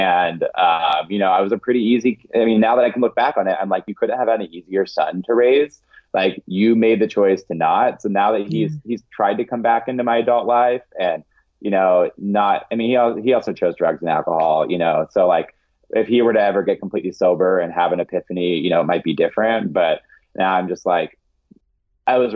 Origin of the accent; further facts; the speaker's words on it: Eastern Washington, United States; now in Seattle, United States; I grew up in Eastern Washington